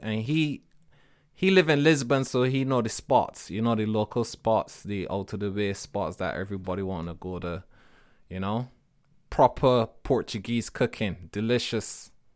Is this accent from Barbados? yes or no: yes; Barbados; moved away; When I was growing up in Barbados